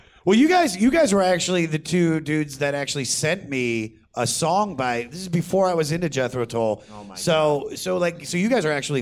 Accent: Baltimore, Maryland, United States; I'm from Baltimore, D.C. area

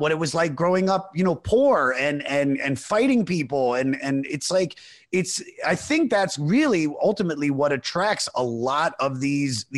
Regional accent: Montgomery County, Maryland, United States; now in Los Angeles, United States; I grew up in Montgomery County, where it's like, you know, right outside of DC

